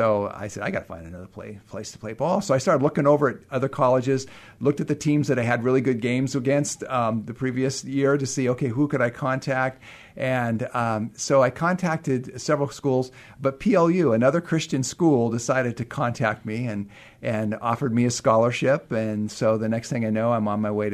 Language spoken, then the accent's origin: English; Burien, Washington, United States; I grew up in Burien, Washington, and attended Highline High School